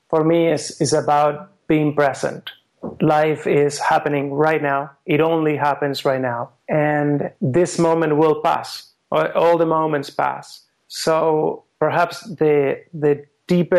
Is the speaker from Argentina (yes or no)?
yes; Argentina; moved away as an adult; also born or lived in France / Vancouver, Canada; now in Switzerland; I was born in France. I grew up in Argentina, where my parents were from.